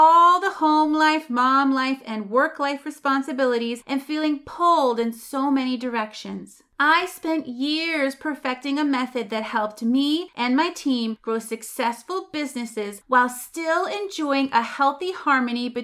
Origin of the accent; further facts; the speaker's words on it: Massachusetts, United States; I'm from Massachusetts. We say wicked.